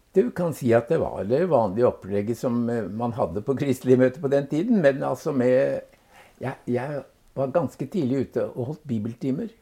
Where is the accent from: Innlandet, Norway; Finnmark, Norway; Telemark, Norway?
Telemark, Norway; Bamble; also born or lived in Hellesylt, Sunnmøre / Madagascar; Så ble han sogneprest i Bamble i Telemark. Ja. Og det var egentlig der jeg hadde den vesentlige delen av oppveksten